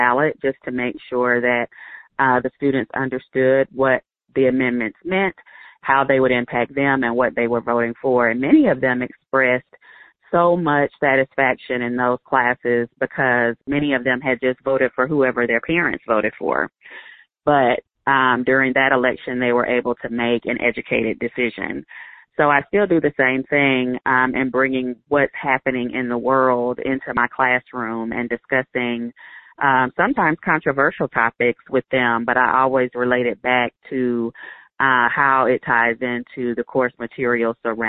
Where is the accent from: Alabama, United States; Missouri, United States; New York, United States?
Alabama, United States; moved away as an adult; now in Bend, United States; I grew up in Alabama. I went to high school there and, you know, spent most of my adult life there